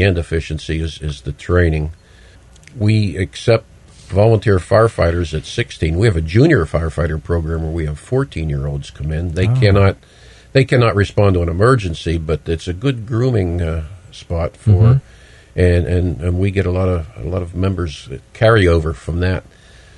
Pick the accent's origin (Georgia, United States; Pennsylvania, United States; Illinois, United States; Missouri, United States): Pennsylvania, United States; Pittsburgh; moved away as an adult; also born or lived in Town of Olive, Ulster County, New York; now in Olive, United States; I grew up in Pittsburgh